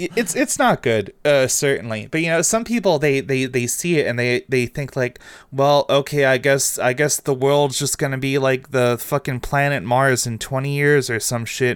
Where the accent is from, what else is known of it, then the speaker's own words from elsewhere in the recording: Canada; as a Canadian